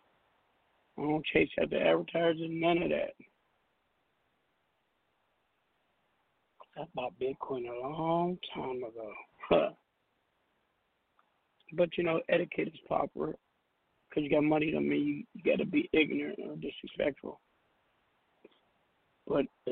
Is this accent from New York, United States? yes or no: no; Seattle, Washington, United States; I'm from Seattle, Washington